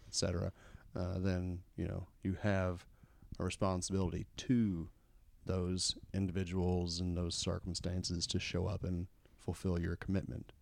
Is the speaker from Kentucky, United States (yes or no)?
yes; Kentucky, United States; growing up in Kentucky here, there's, uh, there's still quite a bit of racism